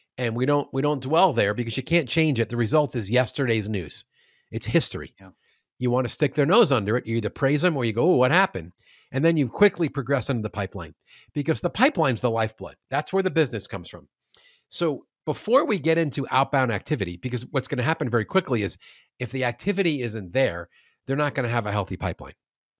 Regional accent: New York, United States; also born or lived in Queens; now in St. Louis, United States; I was born in Queens. Yeah. And I'm fat because I love New York pizza.

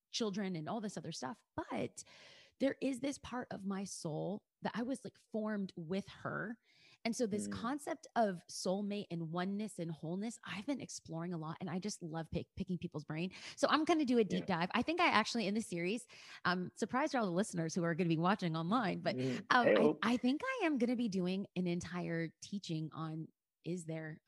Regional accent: Los Angeles, California, United States; I'm a girl from East LA. I'm Mexican

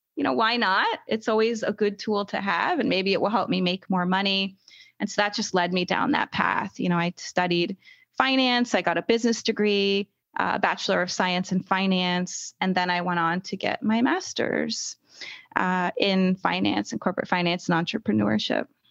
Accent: United States; I'm an American

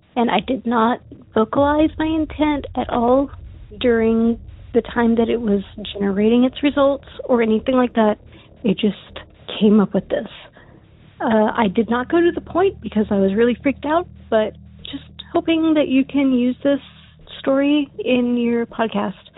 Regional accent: Texas, United States; I'm from Texas

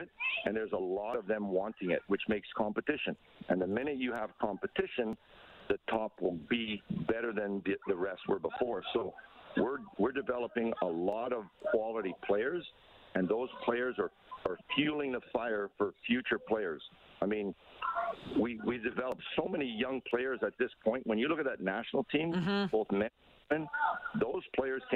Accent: Canada

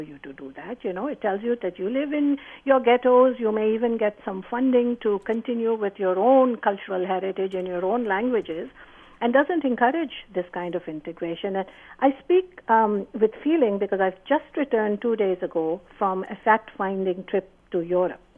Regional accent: Pakistan; now in Canada; I came here to be not a hyphenated Canadian Pakistani, but a Canadian.

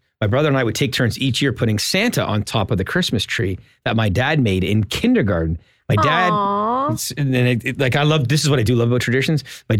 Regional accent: Ontario, Canada; We grew up in Southern Ontario.

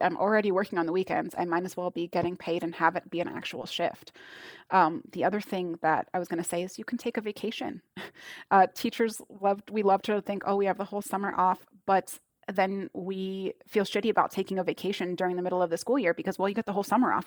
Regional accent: United States; accent: American; my American accent

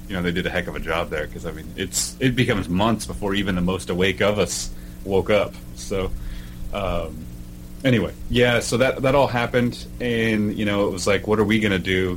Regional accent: Oklahoma, United States; moved away as an adult; now in Washington, United States; I'm originally from Oklahoma

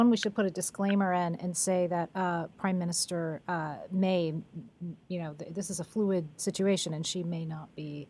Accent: United States; Explain to me as an American

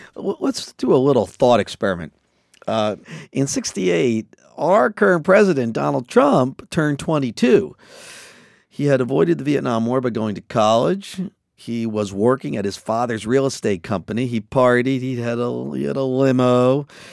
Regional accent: Wilmington, Delaware, United States; I grew up in Wilmington, Delaware

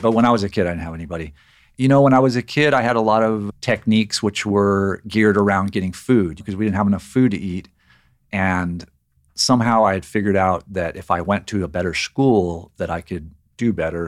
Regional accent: Riverside, California, United States; I grew up in Riverside, California, which is on the, in the Inland Empire in, here in California, in Southern California.

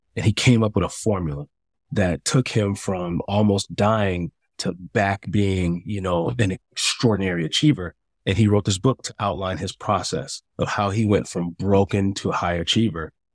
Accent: Chicago, Illinois, United States; moved away as an adult; also born or lived in San Diego; I moved to San Diego. I'm from Chicago.

